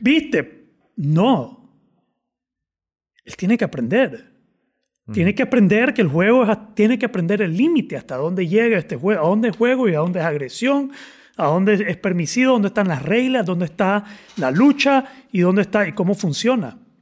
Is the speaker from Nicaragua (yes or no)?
yes; Nicaragua; yo soy nica